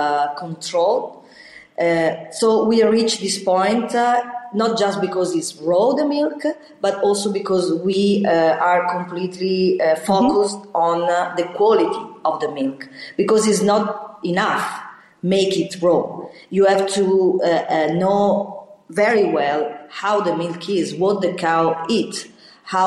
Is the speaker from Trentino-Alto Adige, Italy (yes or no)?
no; Valtaleggio, Lombardy, Italy; we are investing in Taleggio because I was born in Valtaleggio